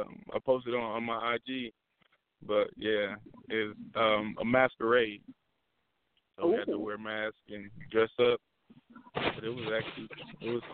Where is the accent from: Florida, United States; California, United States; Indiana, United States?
Indiana, United States; Indianapolis; I'm from Indianapolis, Indiana. Midwest all day, every day